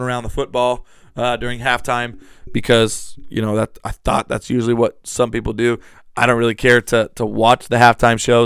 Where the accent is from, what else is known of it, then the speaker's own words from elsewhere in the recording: United States; as an American